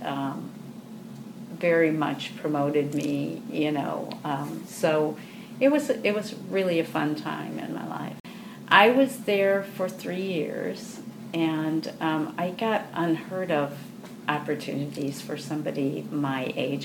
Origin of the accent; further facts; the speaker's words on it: Grand Rapids, Michigan, United States; I grew up in Grand Rapids, and the Grand Rapids Civic Ballet came into being while I was in high school